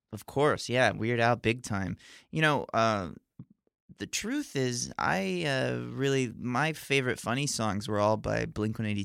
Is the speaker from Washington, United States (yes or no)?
no; Alabama, United States; I remember the day I decided to get rid of my accent or try to. Um, I was 14 and um, we were filming skateboarding, me and my buddy Clay, who we co directed my special together um, back in Alabama.